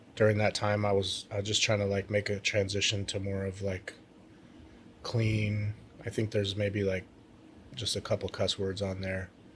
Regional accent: Alaska, United States; my home state

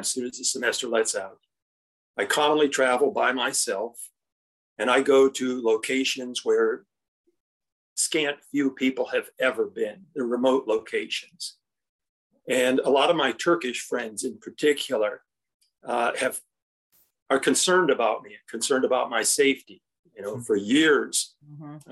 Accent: Indiana, United States; I come from Indiana

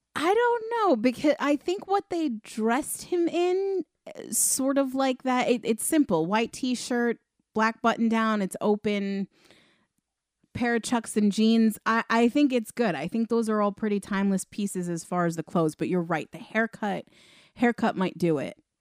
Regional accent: Long Island, New York, United States; also born or lived in Queens, New York; I was born in Queens and then moved further out onto Long Island when I was six

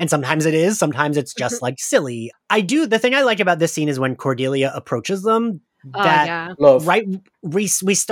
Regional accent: New Jersey, United States; I grew up in Jersey

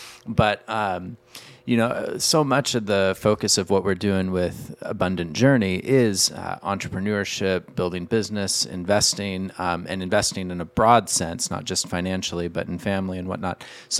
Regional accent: Battle Ground, Washington, United States; So growing up in Battleground, which I was a East Vancouver kid

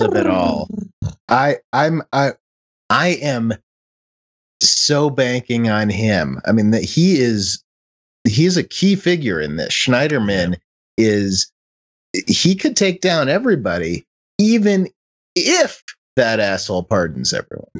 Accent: Chicago, Illinois, United States; I grew up in Chicago

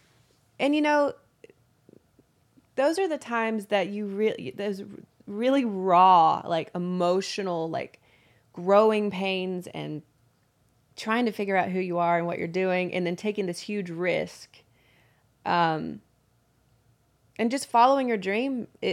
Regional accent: Chickamauga, Georgia, United States; I grew up in a small town called Chickamauga, Georgia, which is about 20 minutes south of Chattanooga, right on the border.

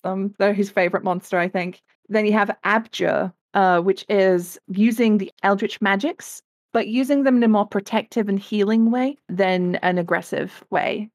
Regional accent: England, United Kingdom; I come from England, uh, as you can probably tell by the accent

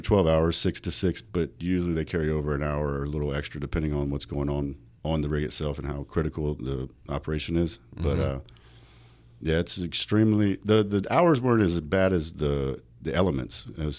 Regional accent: North Dakota, United States; also born or lived in South Carolina; now in Las Vegas, United States; Originally born in South Carolina, but moved to Vegas from North Dakota.

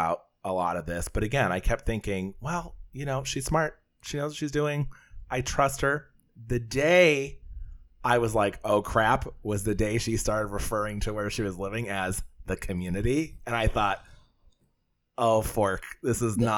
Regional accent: Scranton, Pennsylvania, United States; I'm from Scranton, PA

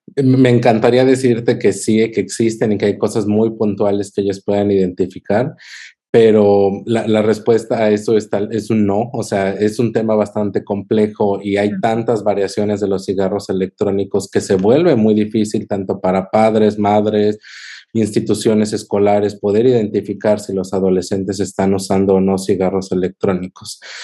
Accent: Cuernavaca, Morelos, Mexico; moved away as an adult; also born or lived in Kansas City, United States / New Jersey, United States; now in Rochester, United States; en Cuernavaca, que es de donde yo soy

